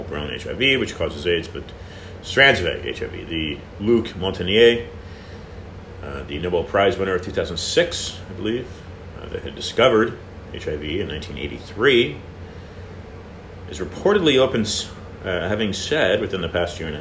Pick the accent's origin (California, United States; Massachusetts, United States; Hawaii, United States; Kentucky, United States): California, United States; also born or lived in Miami Beach, Florida; now in Florida, United States; I am broadcasting from Florida, but I am a California native